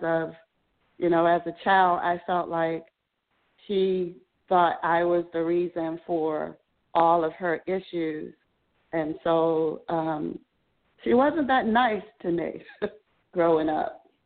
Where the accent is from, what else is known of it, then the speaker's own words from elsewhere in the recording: Baltimore, Maryland, United States; I was born and raised in Baltimore City